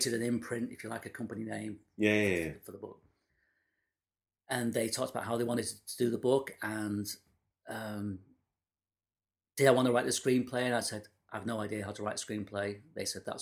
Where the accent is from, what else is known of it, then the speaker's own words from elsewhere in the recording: Manchester, North West England, United Kingdom; I'm from Manchester